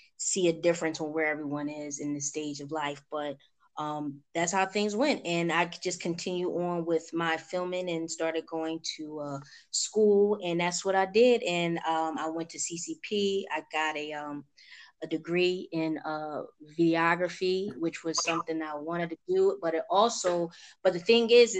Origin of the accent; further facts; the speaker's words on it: Philadelphia, Pennsylvania, United States; moved away as an adult; now in Atlanta, United States; I am originally from Philadelphia, born and raised